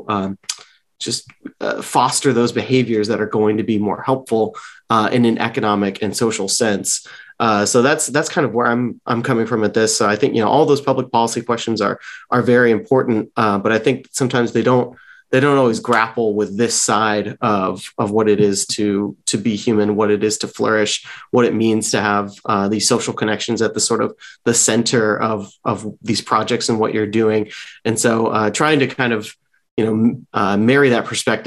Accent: San Francisco Bay Area, California, United States; moved away as an adult; also born or lived in Lynchburg, Virginia; now in Washington, DC, United States; I grew up mostly in the San Francisco Bay Area

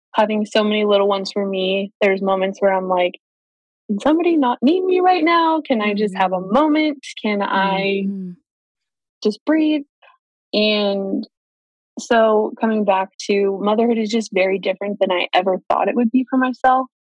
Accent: Kingsburg, California, United States; now in Fresno, United States; I grew up in a little tiny town called Kingsburg, California, so just 30 minutes down the road

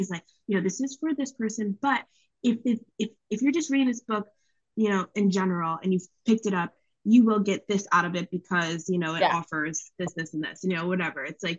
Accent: East Coast, United States; naturally, I'm from the East Coast. I think Verizon's the best.

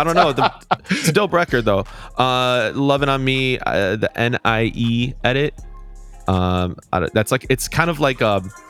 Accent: Midwest, United States; I'm the guy from the Midwest.

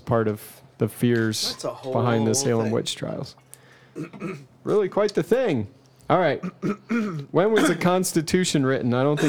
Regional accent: Canada; Yeah, I don't know. I'm Canadian.

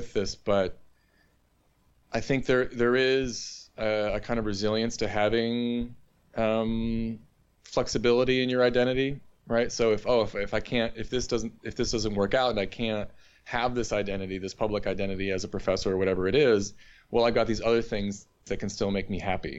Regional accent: Northeast, United States; moved away as an adult; also born or lived in Bloomington, Indiana; now in Hanover, United States; I'm from the Northeast

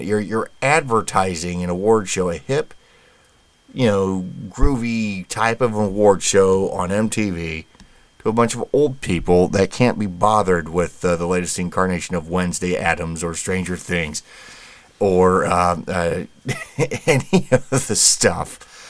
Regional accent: United States; being an American

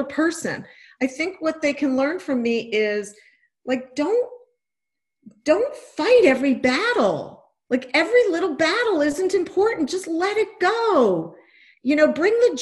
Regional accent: New York, United States; I grew up in New York in a Jewish household

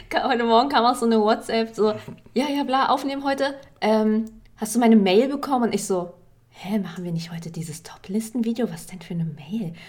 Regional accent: Berlin, Germany; Ich bin ja auch in Berlin groß geworden

